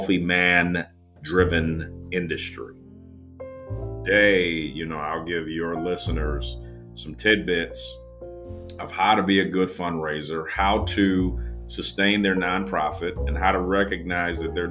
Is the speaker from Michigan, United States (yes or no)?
yes; Detroit, Michigan, United States; moved away; I'm originally from Detroit, Michigan